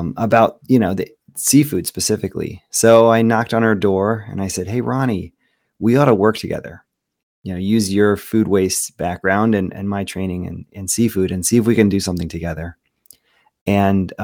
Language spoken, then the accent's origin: English; United States; I grew up on the Chesapeake Bay, farming oysters